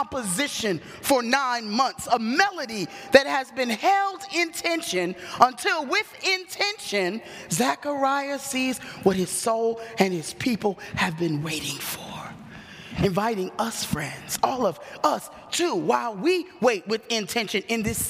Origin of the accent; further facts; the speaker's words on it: New York City, New York, United States; I grew up in New York City. My dad worked in the Village. I lived on the Forgotten Borough, Staten Island